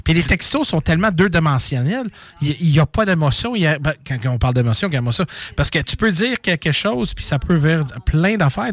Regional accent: Montreal, Quebec, Canada; je viens de Montréal

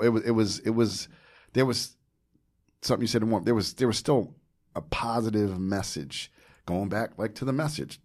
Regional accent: New Jersey, United States; growing up in Jersey, forty, forty miles from New York City

